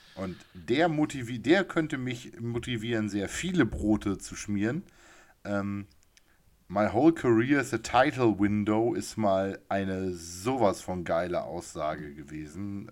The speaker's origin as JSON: {"language": "German", "area": "municipality neighbouring Ostrhauderfehn", "region": "Lower Saxony", "country": "Germany", "tie": "born or raised there", "said": "in Ostrauder-Feen, in der Nachbarkommune meines Heimatortes"}